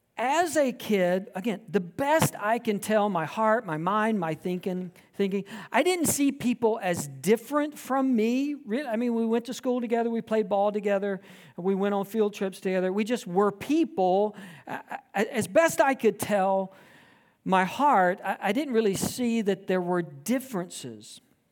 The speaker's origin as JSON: {"language": "English", "region": "Georgia", "country": "United States", "tie": "born or raised there", "said": "Because I grew up in South Georgia, my entire life experience from birth through graduating high school, was steeped in the rural South."}